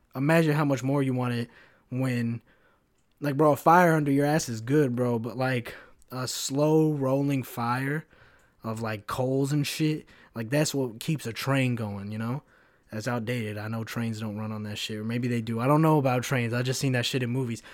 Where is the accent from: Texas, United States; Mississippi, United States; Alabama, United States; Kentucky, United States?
Kentucky, United States; moved away as an adult; also born or lived in Chicago; now in Florida, United States; when I was growing up in Kentucky